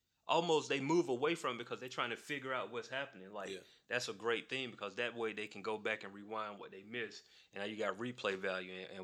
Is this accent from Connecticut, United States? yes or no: no; Macon, Georgia, United States; I'm from Macon